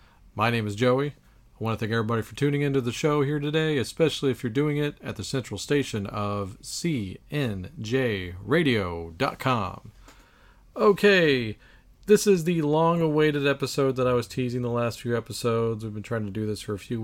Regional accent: Texas, United States; we're from Texas

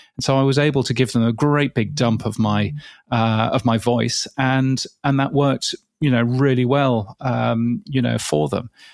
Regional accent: United Kingdom; accent: British English; in a British English accent.

